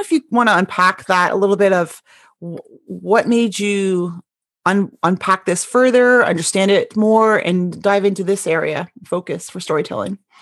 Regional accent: Canada; now in Bothell, United States; as Canadian

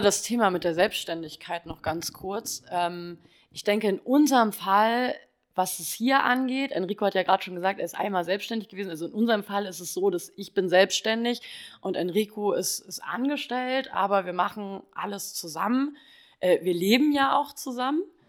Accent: Kassel, Hesse, Germany; moved away as an adult; komme aus dem wunderschönen Kassel und bin im Mai 2019 aufgrund äh, des Naked Steels hergezogen

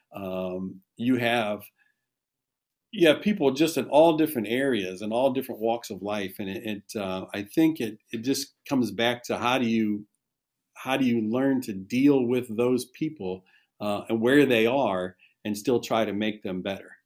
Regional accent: Shelby, Ohio, United States; I, I, actually graduated from Shelby. This is my hometown

